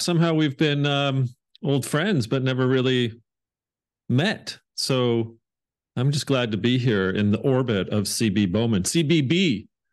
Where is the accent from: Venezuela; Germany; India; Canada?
Canada; Hamilton, Ontario; also born or lived in England; I grew up outside of Toronto, uh, Ontario, um, in Canada, uh, about forty-five minutes down the road in a town called Hamilton